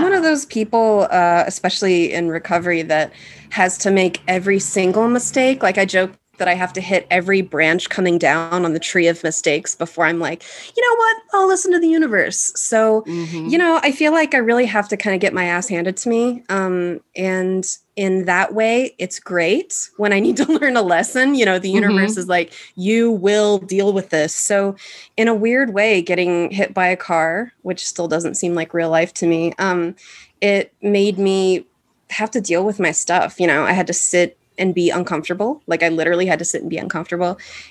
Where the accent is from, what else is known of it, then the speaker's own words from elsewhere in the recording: Arkansas, United States; moved away; I moved to Chicago from Arkansas for all of the landmarks, the museums, the comedy shows, the art stuff